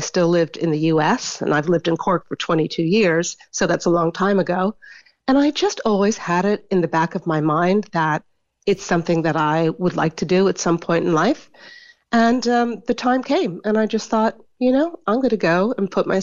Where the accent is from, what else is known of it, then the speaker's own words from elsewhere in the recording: United States; I'm an older, I'm American